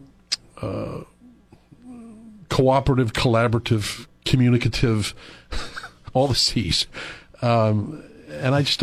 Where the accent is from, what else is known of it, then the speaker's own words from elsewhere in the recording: Iron River, Michigan, United States; moved away; I am from Iron River